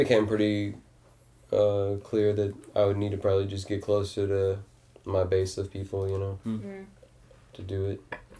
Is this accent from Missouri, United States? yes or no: yes; Festus, Missouri, United States; now in St. Louis, United States; I'm from a town called Festus.